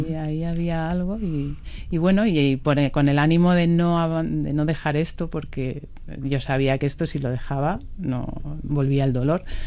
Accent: Villaviciosa de Odón, Community of Madrid, Spain; mi pueblo Villaviciosa de Odón.

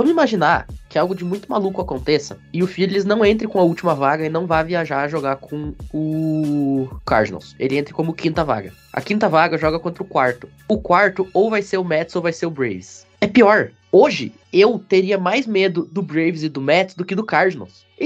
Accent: Rio Grande do Sul, Brazil; O meu meu comentário inicial, já que tanto eu quanto o João somos gaúchos

